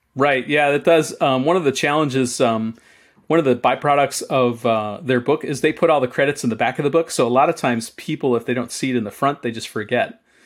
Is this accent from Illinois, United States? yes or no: yes; Chicago, Illinois, United States; as a kid, I lived, I grew up in Chicago